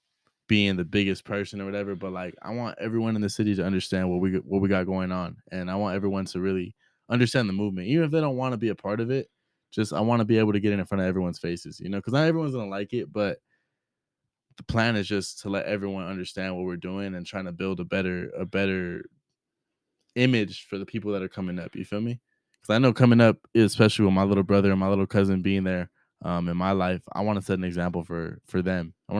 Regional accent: Rubidoux, California, United States; especially in where I grew up in Rubidoux.

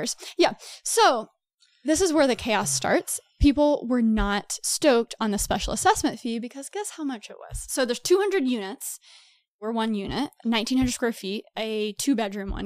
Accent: Texas, United States; moved away as an adult; also born or lived in New York; I'm from Texas originally. I lived in New York for five to six years

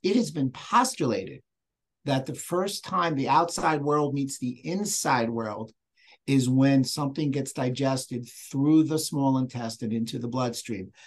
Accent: New York, United States; accent: New York; I'm from New York if anybody noticed with the little accent

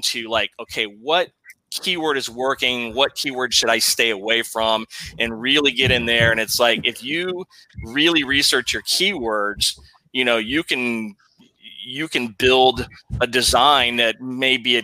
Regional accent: Texas, United States; also born or lived in San Antonio; Texas boy here

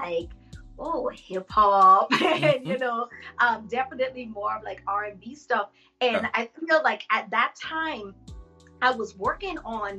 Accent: Bimini, Bahamas; now in United States; I grew up in Bimini, Bahamas.

